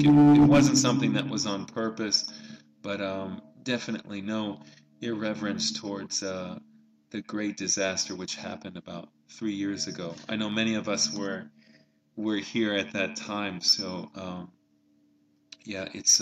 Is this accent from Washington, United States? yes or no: no; San Francisco, California, United States; now in Tokyo, Japan; San Francisco, my, uh, my hometown